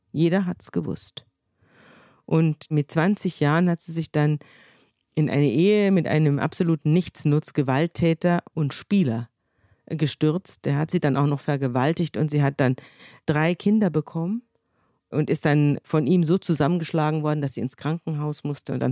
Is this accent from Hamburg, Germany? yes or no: no; Munich, Bavaria, Germany; Ich komme ja aus München und merkwürdigerweise hat meine Mutter mir dieses Buch vorgelesen.